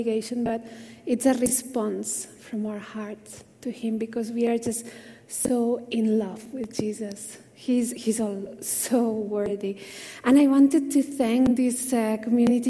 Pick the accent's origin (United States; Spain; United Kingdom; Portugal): Spain; moved away as an adult; now in India; I'm from Spain originally. Now I'm Indian at heart. I think it's been 17 years